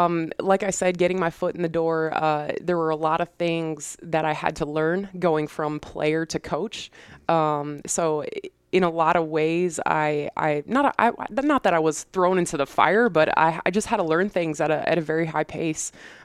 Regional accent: Cortland Manor, New York, United States; So I'm originally from Cortland Manor, New York, which is a suburb in Westchester, New York, just outside New York City. I grew up in the same house my whole life with my mom, my dad, my brother.

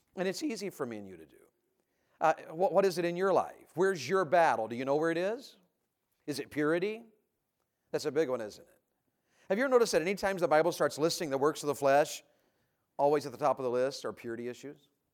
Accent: Tennessee, United States; also born or lived in Santa Rosa County, Florida; now in Florida, United States; When I grew up in Tennessee

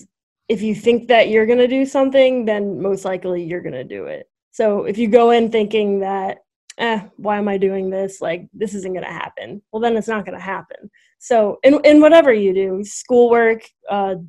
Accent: Missouri, United States; moved away as an adult; now in Fairfield, United States; I'm from Missouri

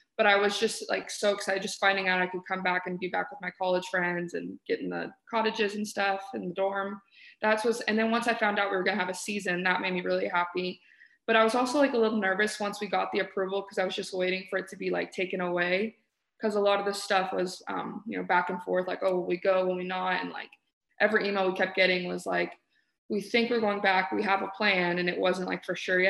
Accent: Houston, Texas, United States; moved away as an adult; now in Arizona, United States; I'm from Houston

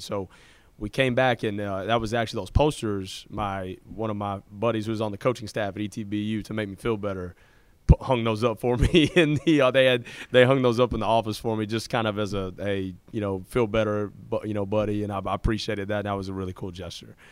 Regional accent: Fort Worth, Texas, United States; I grew up in Fort Worth, Texas

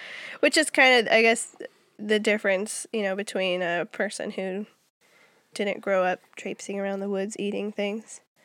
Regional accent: Minnesota, United States; moved away as an adult; also born or lived in Germany; now in Georgia, United States; as far as states are considered, I'm from Minnesota

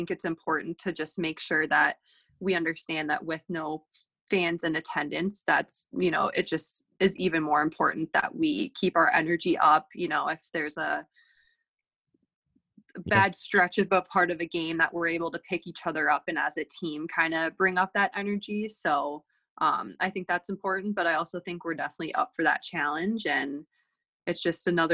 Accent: Minnesota, United States; moved away; I'm from Minnesota and that's where my family is

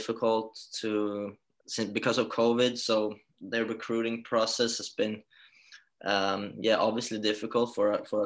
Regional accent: Halmstad, Halland County, Sweden; moved away as an adult; now in Rockville Centre, United States; I was born and raised in Halmstad, moved away when I was 19 overseas

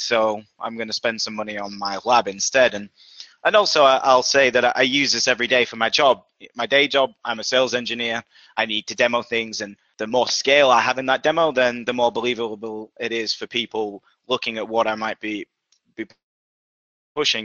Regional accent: Yorkshire and the Humber, United Kingdom; now in Boston, United States; based in Boston, Massachusetts, uh, in the US, despite my accent originally from Yorkshire, England.

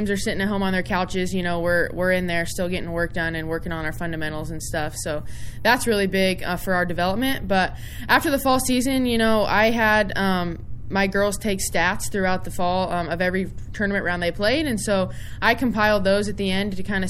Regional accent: Kansas, United States; to represent my home state in my first head coaching job

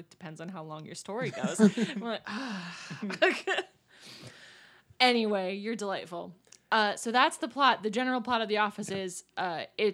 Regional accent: Pennsylvania, United States; I'm from Pennsylvania.

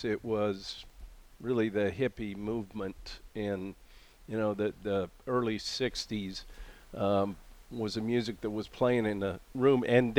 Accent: Missoula, Montana, United States; my hometown in Missoula, Montana

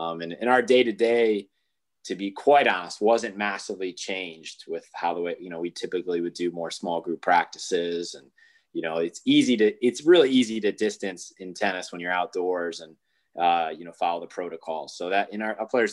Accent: Michigan, United States; I'm from Michigan

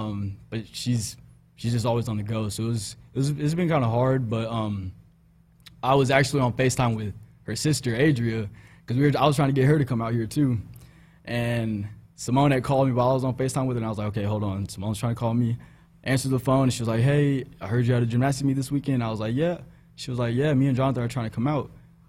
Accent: Houston, Texas, United States; I'm from Houston. Just started introducing myself and everything.

